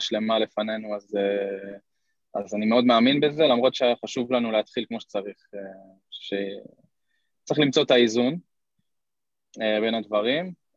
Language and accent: Hebrew; Kfar Saba, Central District, Israel; also born or lived in Netherlands; נולדתי בכפר סבא